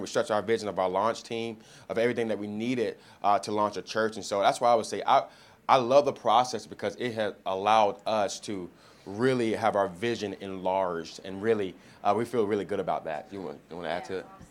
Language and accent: English; Miami, Florida, United States; moved away; I'm originally from Miami, Florida